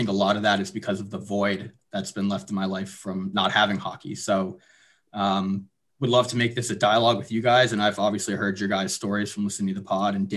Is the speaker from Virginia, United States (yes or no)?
no; Madison, New Jersey, United States; I'm originally from New Jersey, Madison, New Jersey, which is in Morris County, kind of up north there